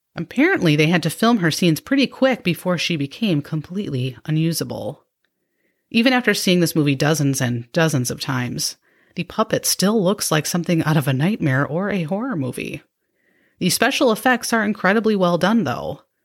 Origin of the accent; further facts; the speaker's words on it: Midwest, United States; I'm from the Midwest